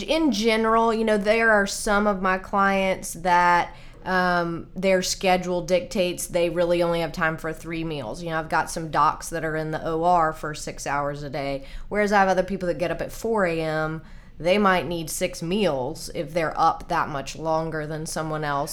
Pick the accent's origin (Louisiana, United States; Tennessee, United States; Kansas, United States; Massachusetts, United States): Tennessee, United States; Nashville; also born or lived in Colorado; I grew up here in Nashville, actually.